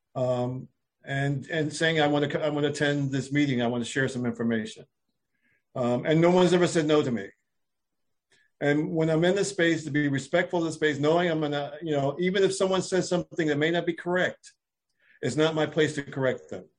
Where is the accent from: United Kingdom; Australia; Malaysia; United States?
United States; Philadelphia, Pennsylvania; moved away as an adult; now in Washington, D.C., United States; I'm from Philadelphia area. I've been living in D.C. for over 25 years, but I'm from the Philadelphia area